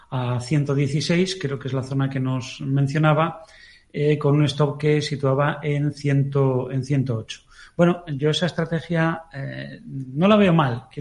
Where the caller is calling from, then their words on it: Valladolid, Castile and León, Spain; de Valladolid.